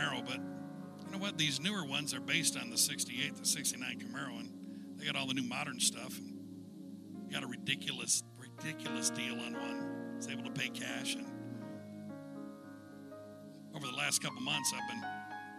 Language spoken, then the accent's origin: English; United States; As an American